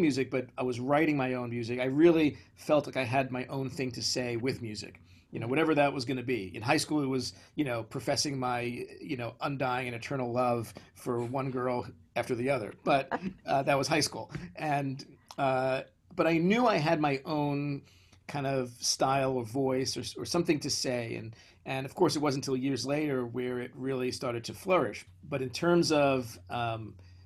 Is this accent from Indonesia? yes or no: no; New York City, New York, United States; I grew up in Brooklyn, in the far side of Brooklyn